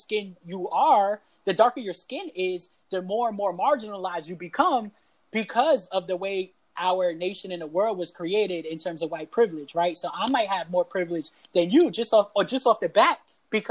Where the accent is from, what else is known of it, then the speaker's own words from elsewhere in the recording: New York City, New York, United States; first language Spanish; English is a second language; growing up in the South Bronx